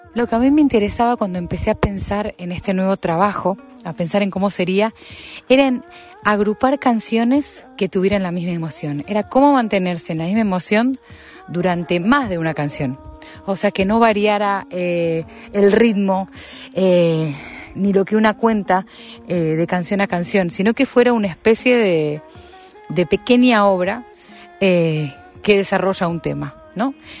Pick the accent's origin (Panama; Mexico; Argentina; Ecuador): Argentina; moved away as an adult; now in Madrid, Spain; mi vida de extranjera. Yo hace 15 años que vivo en Madrid y bueno, escribo desde lejos eh, para mi tierra. Escribo absolutamente tomada por la música de raíz argentina